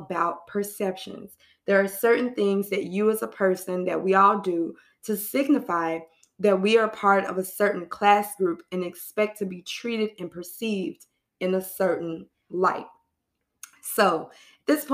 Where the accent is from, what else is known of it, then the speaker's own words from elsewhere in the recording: New York City, New York, United States; I'm a New Yorker in this city